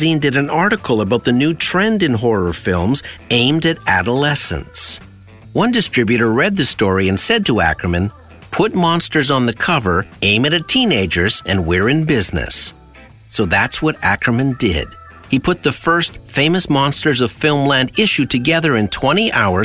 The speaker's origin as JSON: {"language": "English", "town": "Sudbury", "region": "Ontario", "country": "Canada", "tie": "born or raised there", "said": "When my brother and I were growing up in Sudbury, Ontario, there was a corner store near our house"}